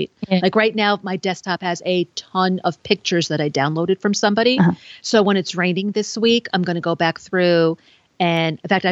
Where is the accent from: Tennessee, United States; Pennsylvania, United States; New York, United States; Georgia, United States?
New York, United States; New York City; when I was born in New York City